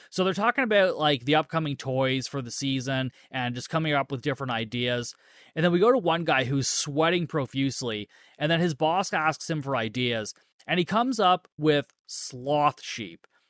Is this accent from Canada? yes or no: yes; Canada; I'm Canadian